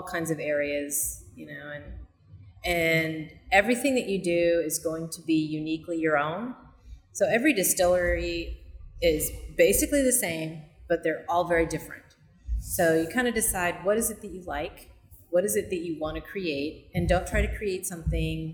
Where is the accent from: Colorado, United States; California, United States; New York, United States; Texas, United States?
Colorado, United States; now in Kansas City, United States; I grew up in Colorado, up in the mountains